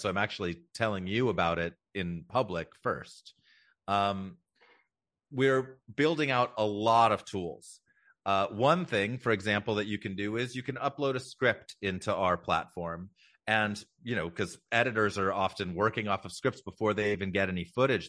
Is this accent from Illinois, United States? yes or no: no; Los Angeles, California, United States; I born and raised in Los Angeles. I'm actually sixth generation Angelino